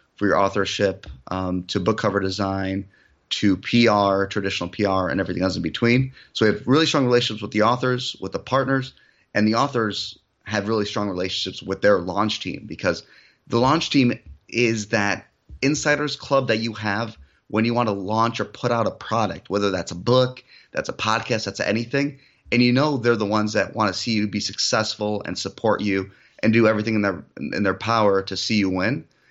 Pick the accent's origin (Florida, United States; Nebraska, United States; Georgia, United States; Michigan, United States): Michigan, United States; also born or lived in Europe; I was actually Born in Europe, um, I moved to the United States when I, at, at a very young age, so no accent. I originally grew up in Michigan